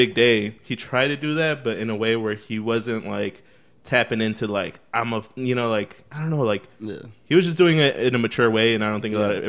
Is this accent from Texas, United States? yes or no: no; Chicago, Illinois, United States; we're from Chicago